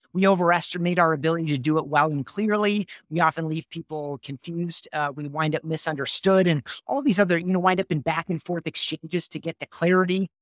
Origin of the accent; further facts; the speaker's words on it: Grand Rapids, Michigan, United States; I grew up in Grand Rapids, Michigan